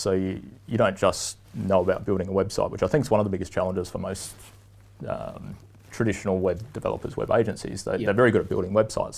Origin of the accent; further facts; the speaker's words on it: Port Lincoln, South Australia, Australia; moved away as an adult; now in Canada; my hometown of Port Lincoln, mm. over in mm. South Australia